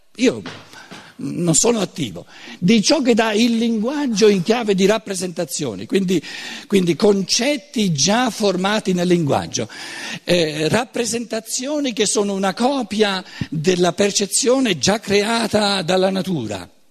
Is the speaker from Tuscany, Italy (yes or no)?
yes; Tuscany, Italy; neanche come toscano